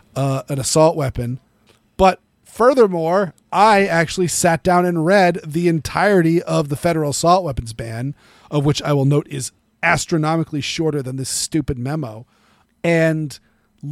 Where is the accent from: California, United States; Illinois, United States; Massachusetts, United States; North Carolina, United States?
Massachusetts, United States; born or raised there